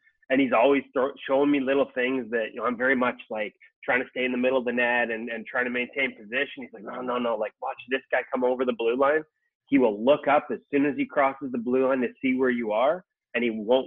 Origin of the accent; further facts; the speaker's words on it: Vancouver, British Columbia, Canada; here in Vancouver, my hometown